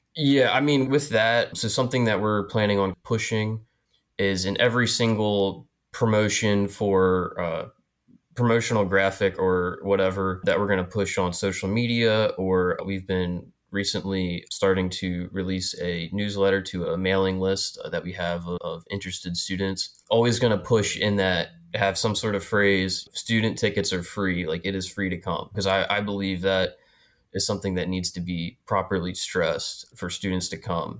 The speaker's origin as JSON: {"language": "English", "town": "New Freedom", "region": "Pennsylvania", "country": "United States", "moved": "as an adult", "lives_now": "Philadelphia, United States", "said": "I'm from, uh, South Central Pennsylvania, York County, and, uh, a little town called New Freedom, right on the Mason-Dixon line"}